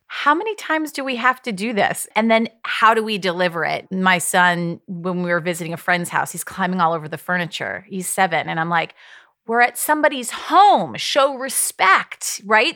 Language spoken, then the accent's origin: English; Ohio, United States; I grew up in Ohio